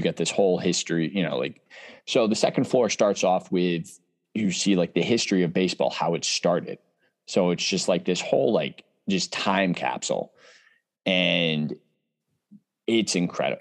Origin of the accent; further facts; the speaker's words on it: Connecticut, United States; I'm from Connecticut.